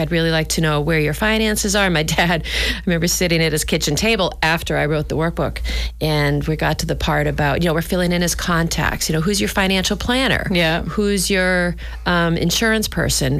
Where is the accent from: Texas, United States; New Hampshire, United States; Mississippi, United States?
New Hampshire, United States; Nashua; moved away; we're from Nashua, New Hampshire.